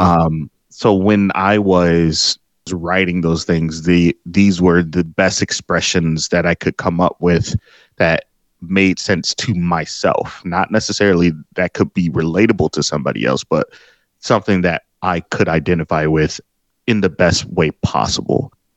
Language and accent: English; Detroit, Michigan, United States; I drove to my old street where I was born here in Detroit